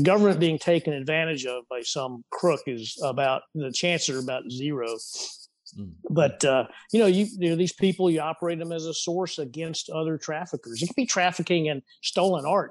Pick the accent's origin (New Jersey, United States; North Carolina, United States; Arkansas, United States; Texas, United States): Texas, United States; also born or lived in California; my home state, you know, the great, mighty, and sovereign state of Texas